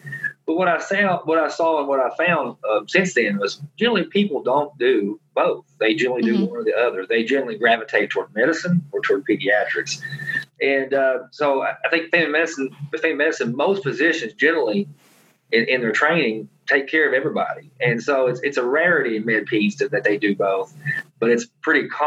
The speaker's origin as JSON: {"language": "English", "area": "an hour from Knoxville", "region": "Tennessee", "country": "United States", "tie": "born or raised there", "said": "UT Knoxville, which was an hour from my hometown"}